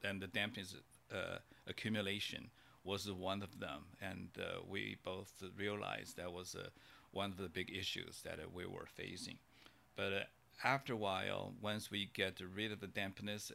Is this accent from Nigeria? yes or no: no; China; moved away; when I grew up in China